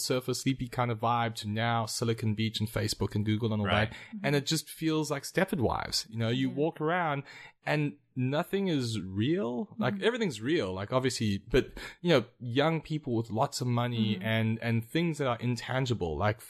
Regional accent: Durban, KwaZulu-Natal, South Africa; I'm from Durban.

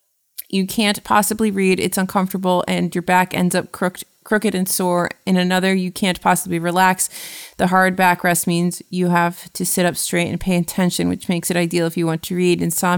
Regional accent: United States; as an American

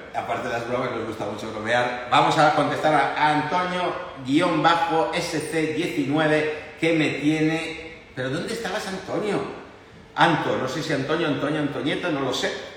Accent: Italy; now in Spain; como italiano

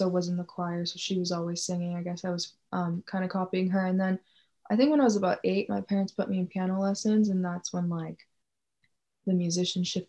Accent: Edmonton, Alberta, Canada; I was born and raised in Edmonton, Alberta, Canada

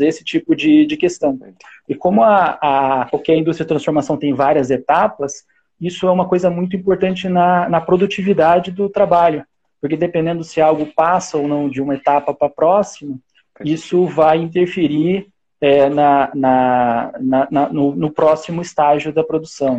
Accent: Curitiba, Paraná, Brazil; moved away as an adult; also born or lived in São José dos Campos / Germany; Eu, eu nasci em Curitiba, em 2004 eu fui para São José dos Campos

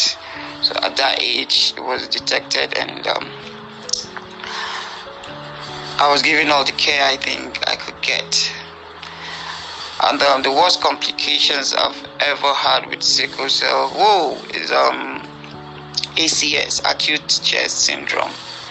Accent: Nigeria; I'm from Nigeria. I'm currently based in Abuja

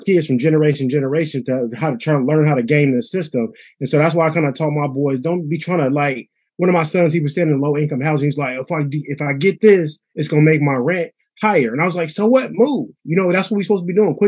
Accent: Pittsburgh, United States; we grew up in Pittsburgh.

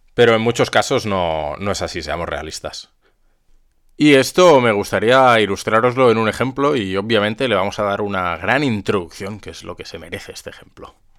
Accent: Zaragoza, Aragon, Spain; yo soy de aquí de Zaragoza

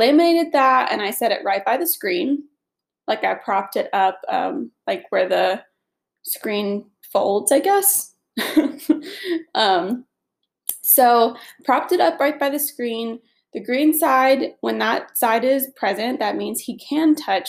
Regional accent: Atlanta, Georgia, United States; I was born and raised in Atlanta. And I currently live in Atlanta

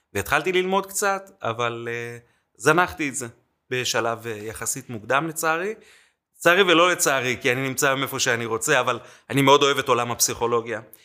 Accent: Jerusalem, Jerusalem District, Israel; also born or lived in Mexico City, Mexico; עכשיו אני ירושלמי

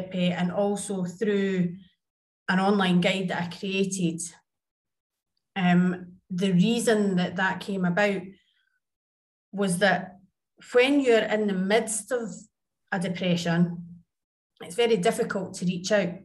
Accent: Scotland, United Kingdom; also born or lived in Jakarta, Indonesia / Tivat, Montenegro; now in Dubai, United Arab Emirates; I am Scottish and currently in Dubai, but I have previously lived in Jakarta, Indonesia. And then I was in Tivat, Montenegro.

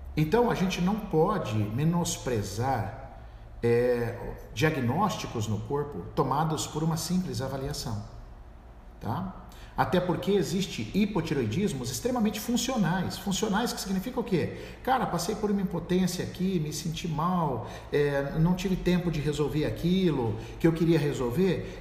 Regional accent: São Paulo, Brazil; Eu sou do estado de São Paulo

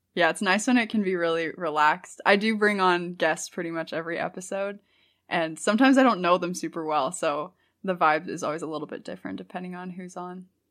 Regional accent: St. Louis, Missouri, United States; moved away as an adult; also born or lived in California; now in Utah, United States; I grew up in Missouri

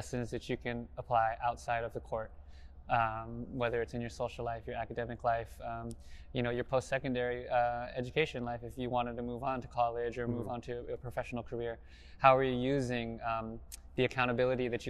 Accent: South Pasadena, California, United States; I grew up in South Pasadena

